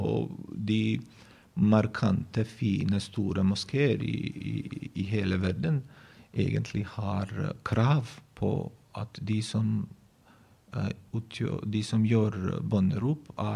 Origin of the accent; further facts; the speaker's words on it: Bosnia & Herzegovina; Norwegian is a second language; moved away as an adult; now in Norway; jeg, vokste opp jeg, jeg ble født i Bosnia og Herzegovina, tidligere Jugoslavia